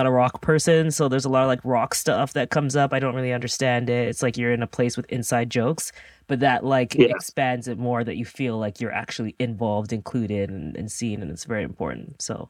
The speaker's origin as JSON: {"language": "English", "country": "Jamaica", "said": "I'm the worst Jamaican ever."}